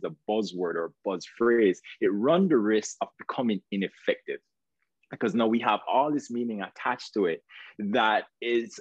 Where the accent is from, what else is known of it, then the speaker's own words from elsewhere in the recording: Jamaica; moved away as an adult; now in United States; you might hear an accent. You're not mistaken. I am Jamaican. So where I came here to the United States, pursuing a dream